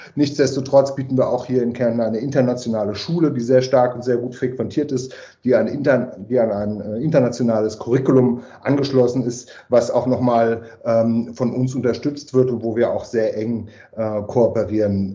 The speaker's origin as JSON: {"language": "German", "town": "Frankfurt am Main", "region": "Hesse", "country": "Germany", "moved": "yes", "lives_now": "Carinthia, Austria", "said": "ich bin ursprünglich äh, aus Deutschland, Frankfurt am Main"}